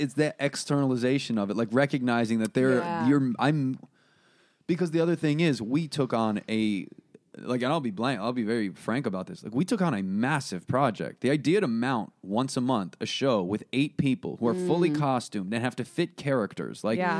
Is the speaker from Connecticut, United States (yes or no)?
yes; Connecticut, United States; also born or lived in New York; Connecticut and New York.